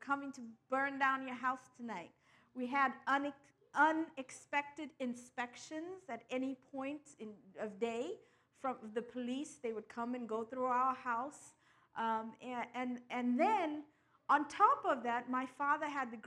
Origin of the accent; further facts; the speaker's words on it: Durban, KwaZulu-Natal, South Africa; I'm from the very east coast, Durban, in the province of KwaZulu-Natal